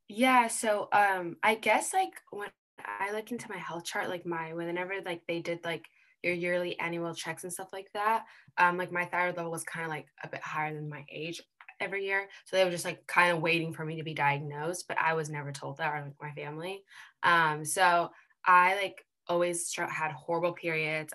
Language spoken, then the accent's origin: English; United States; being born and raised here